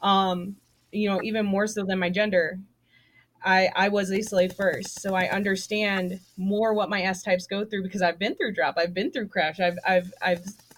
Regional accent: the South, United States; I was raised in the South

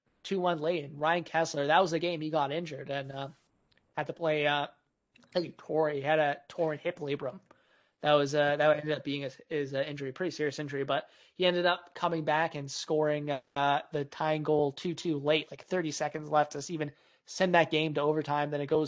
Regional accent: Vancouver, British Columbia, Canada

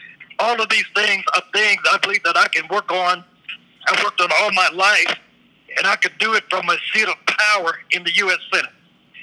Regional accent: Yazoo City, Mississippi, United States; he built a hospital in my hometown of Yazoo City in 1924, where I was born in 1953

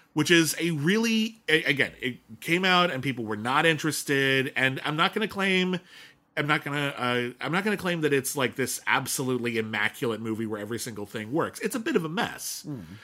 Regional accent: Pasadena, California, United States; when I was growing up in Pasadena, California

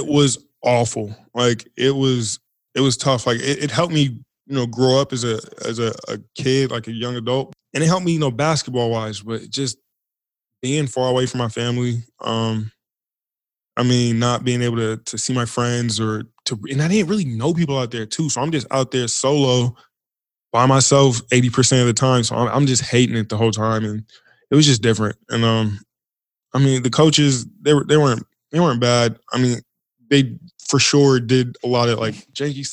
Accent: Portland, Oregon, United States; not from Seattle, I'm from Portland

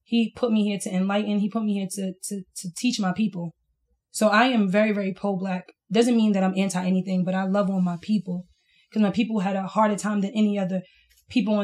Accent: New York City, New York, United States; I'm from Brooklyn. I'm from East New York

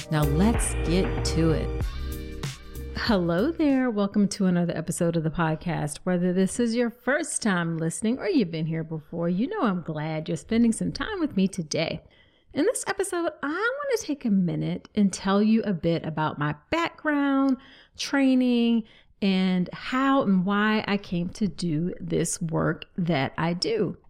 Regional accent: Virginia, United States; that's in my home state in Vir, of Virginia

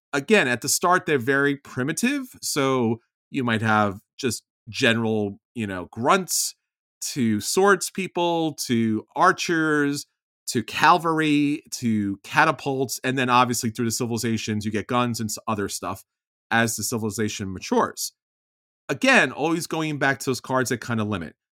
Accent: New York, United States; I'm a New Yorker or Italian

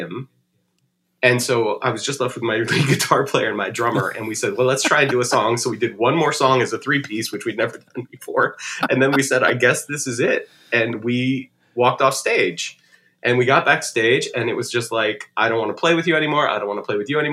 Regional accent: Richmond, Virginia, United States; moved away as an adult; also born or lived in North Carolina / Miami, Florida; now in Los Angeles, United States; Then I moved to Virginia and I was there from until I was 23

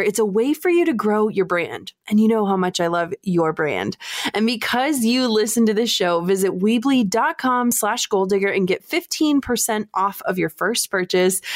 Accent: Duluth, Minnesota, United States; moved away; I am moving back home. That's right. We are packing up a moving truck and making the hundreds of miles of drive back to my hometown of Duluth, Minnesota.

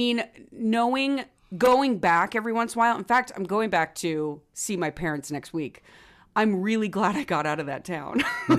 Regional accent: rural Illinois, United States; The super rural, all-white Illinois Midwest farm area.

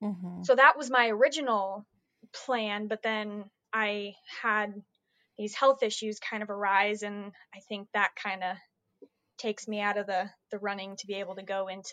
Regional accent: Dallas, Texas, United States; also born or lived in Utah; I'm from Texas. I live in Dallas. I moved here from Utah, actually. I was born in Utah.

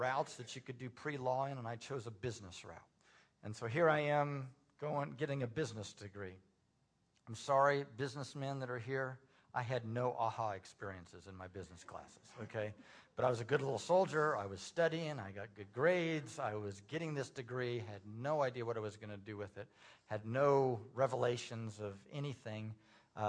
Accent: Indiana, United States; moved away as an adult; also born or lived in Tulsa, Oklahoma; I'm from Indiana originally, and my plans as a senior in high school, I was going to go to Indiana University

